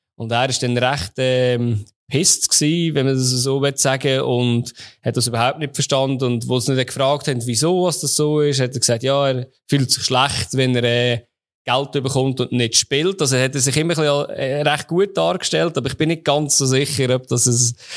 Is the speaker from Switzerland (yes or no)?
yes; Switzerland; meine Jugend fast verzaubert in der Schweiz